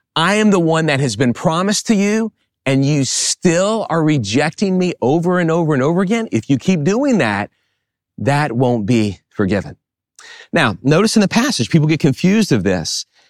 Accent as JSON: {"language": "English", "town": "New Orleans", "region": "Louisiana", "country": "United States", "tie": "born or raised there", "said": "I grew up in the New Orleans area"}